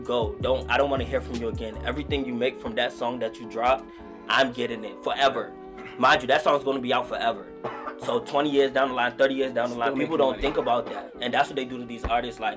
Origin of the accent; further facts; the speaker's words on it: Washington, District of Columbia, United States; also born or lived in Kaduna, Nigeria; now in Prince George's County, United States; I was born in Nigeria in 1996, but I came here in 98. We moved to Washington, D.C.